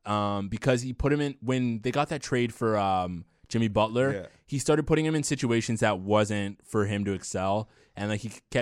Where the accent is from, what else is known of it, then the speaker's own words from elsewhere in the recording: Canada; As a Canadian, yeah.